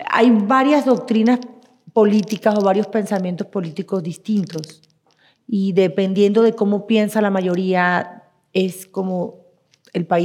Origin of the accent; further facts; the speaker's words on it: Venezuela; moved away; Yo soy venezolana, nací en la República de Venezuela.